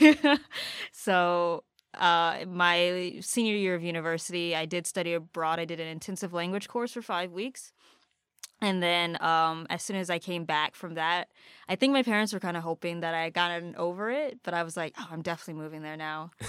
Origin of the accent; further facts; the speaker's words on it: Upper Marlboro, Maryland, United States; moved away as an adult; also born or lived in Baltimore, Maryland; now in Japan; originally grew up in, in Upper Marlboro, Maryland